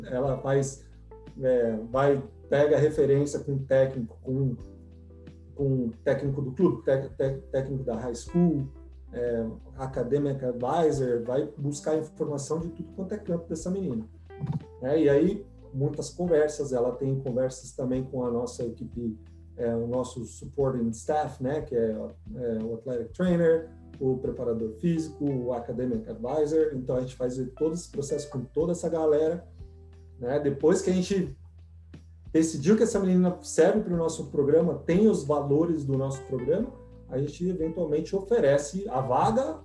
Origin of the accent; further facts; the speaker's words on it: São Paulo, Brazil; moved away as an adult; also born or lived in Nebraska; now in United States; Eu sou de São Paulo, uma cidade de 15 milhões de habitantes